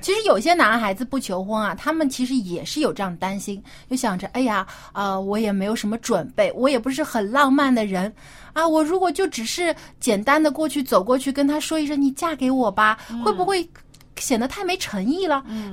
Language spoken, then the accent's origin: Chinese; China; 我们中国人